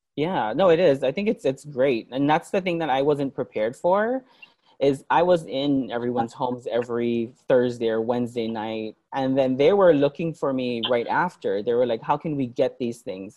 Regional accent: Hawaii, United States; also born or lived in New York; I lived in Hawaii um, all my life, um, and then I moved to New York in 2004, in 2000 to 2007

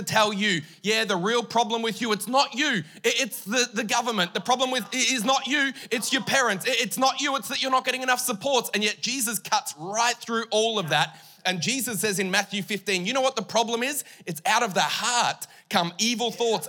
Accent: Mildura, Victoria, Australia; also born or lived in Queensland; now in Townsville, Australia; I grew up in Victoria, near Mildura. Moved to Queensland in 99, moved to Townsville in 2013.

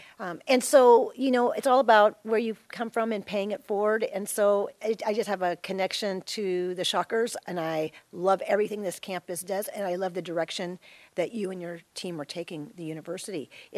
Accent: Florida, United States; born there; I was born in Florida on the Space Coast during the Apollo programs. And then we moved all over

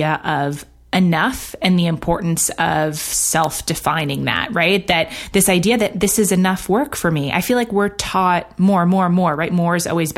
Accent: New York, United States; I grew up in New York. I went, moved around a bunch, but went to college in New York as well.

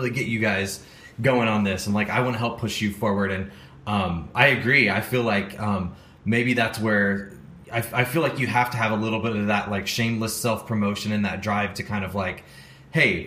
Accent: St. Louis, Missouri, United States; I'm from St. Louis, Missouri

